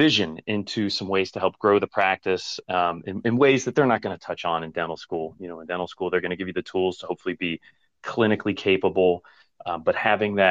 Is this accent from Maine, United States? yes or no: no; Cincinnati, Ohio, United States; But born and raised in Cincinnati, my dad's a dentist.